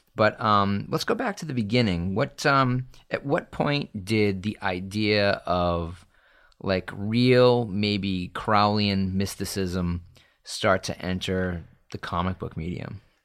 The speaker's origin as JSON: {"language": "English", "town": "Salem", "region": "Massachusetts", "country": "United States", "tie": "born or raised there", "said": "I grew up in Salem, Massachusetts"}